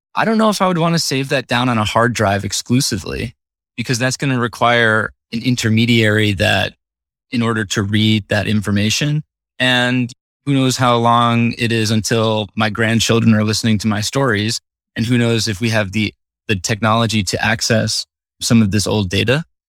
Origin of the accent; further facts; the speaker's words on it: Northern Illinois, United States; I grew up in Northern Illinois, right next to a Six Flags